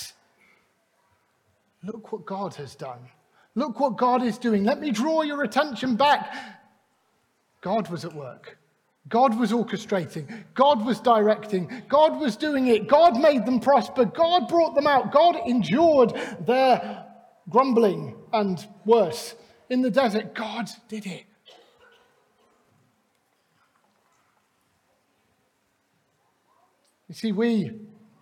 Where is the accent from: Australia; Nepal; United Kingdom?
United Kingdom; Clevedon, South West England; also born or lived in Glasgow; we moved just south of Bristol. And we were part of a Baptist church in Clevedon. I grew up in that church